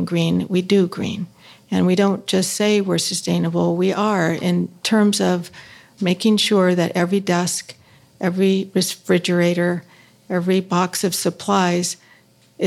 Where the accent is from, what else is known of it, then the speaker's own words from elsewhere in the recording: Los Angeles, California, United States; I started in Los Angeles because I'm from Los Angeles and my career was, you know, based there.